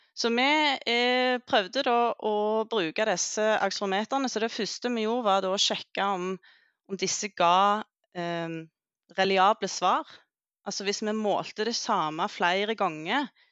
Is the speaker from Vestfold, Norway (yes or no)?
no; Jæren, Rogaland, Norway; moved away as an adult; also born or lived in Oslo; jeg kommer fra Jæren